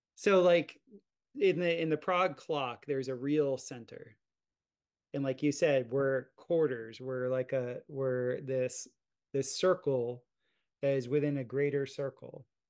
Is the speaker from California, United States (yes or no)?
no; South Florida, United States; growing up in South Florida, watching my dad and I would plot hurricanes